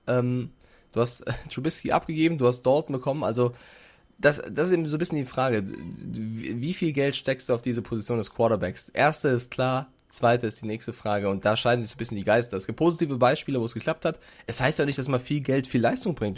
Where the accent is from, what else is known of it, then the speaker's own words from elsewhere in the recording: Germany; als Deutscher oder als als, Euro, als Europäer in der Schweiz